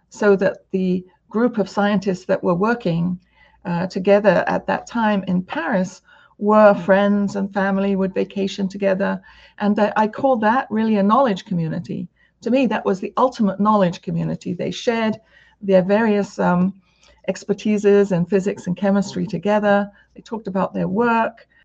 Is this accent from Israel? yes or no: no; United Kingdom; now in United States; coming from the UK to America, um, the other, other asset that I think has helped me is my accent